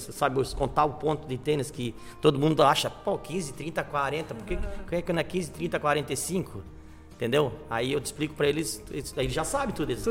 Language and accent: Portuguese; Florianópolis, Santa Catarina, Brazil; moved away as an adult; now in Tubarão, Brazil; eu sou de Florianópolis